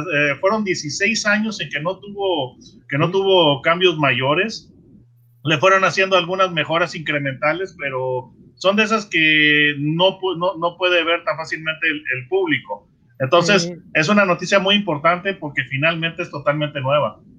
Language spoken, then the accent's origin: Spanish; Mexico; desde el punto de vista eh, mío como mexicano